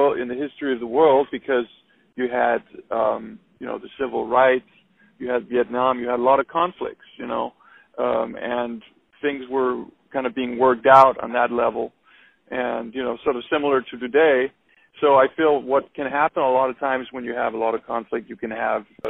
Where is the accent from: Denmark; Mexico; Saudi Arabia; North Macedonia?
Denmark; Copenhagen, Capital Region of Denmark; moved away as an adult; now in United States; I grew up in Copenhagen, Denmark